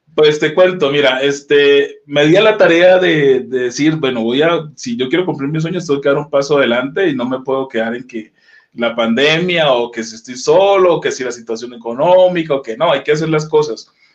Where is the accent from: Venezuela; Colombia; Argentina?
Colombia; moved away as an adult; now in Mexico; Soy colombiano de pura cepa